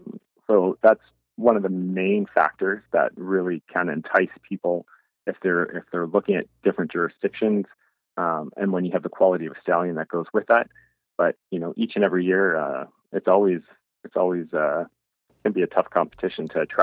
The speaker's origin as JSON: {"language": "English", "town": "Lucan", "region": "Ontario", "country": "Canada", "also_born_or_lived": "Guelph", "said": "I'm originally from Lucan myself, so the farm is located right here."}